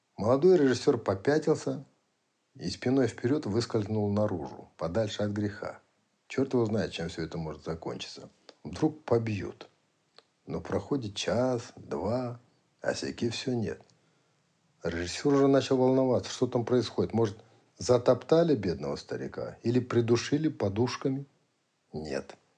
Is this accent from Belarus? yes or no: no; Kazakhstan; Прислали к нам из центра в Казахстан